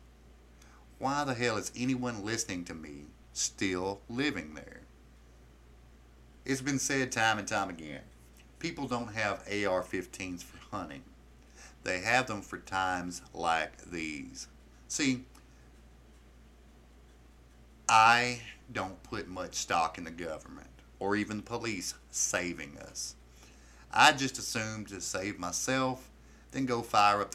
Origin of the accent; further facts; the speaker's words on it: the South, Southern United States, United States; I am simply an American citizen, born Southern by the grace of God